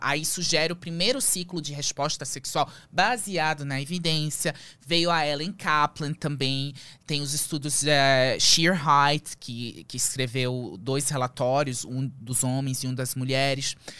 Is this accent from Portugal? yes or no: no; Lebanon; moved away as an adult; also born or lived in Manaus, Brazil / Belém, Brazil; now in Brazil; fomos com a roupa do corpo pro Líbano. E aí começou a fase mais difícil da minha vida. A gente vivia, eu vivia de, eh, de favor na casa dos avós. E aí eu fiquei lá até os os 18